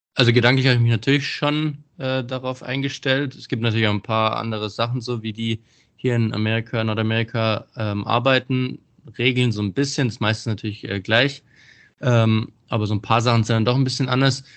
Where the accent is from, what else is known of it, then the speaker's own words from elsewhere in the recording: Bietigheim-Bissingen, Baden-Württemberg, Germany; ich bin ja aus Bietigheim